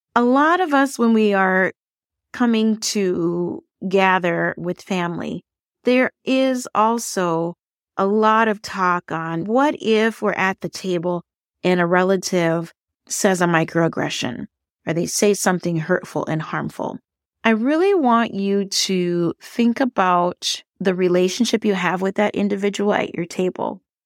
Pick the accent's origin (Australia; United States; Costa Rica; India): United States; Minnesota; growing up in the United States, having Thanksgiving